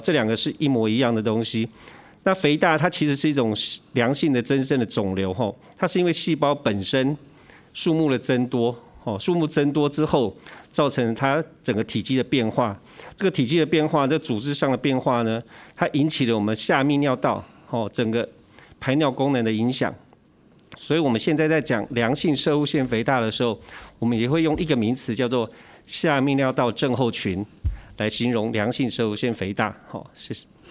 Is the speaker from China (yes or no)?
no; Taiwan; 以前我们台湾人谚语嘛